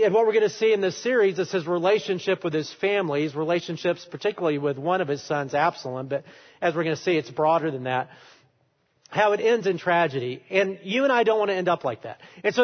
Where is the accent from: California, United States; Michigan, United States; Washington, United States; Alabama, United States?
Alabama, United States; I am from Alabama. I love Alabama